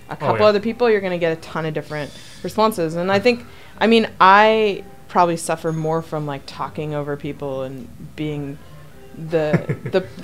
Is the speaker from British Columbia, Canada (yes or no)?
yes; Quadra Island, British Columbia, Canada; I grew up on Quadra Island